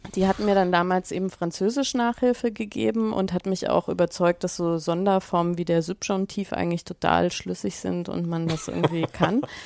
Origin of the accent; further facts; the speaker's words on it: Germany; accent: German; mein, mein, mein deutscher Akzent einfach viel zu stark ist